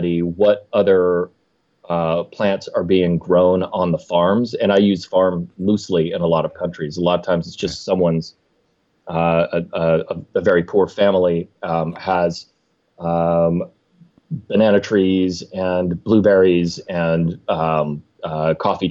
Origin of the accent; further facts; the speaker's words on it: Meadville, Pennsylvania, United States; my hometown of Meadville, Pennsylvania.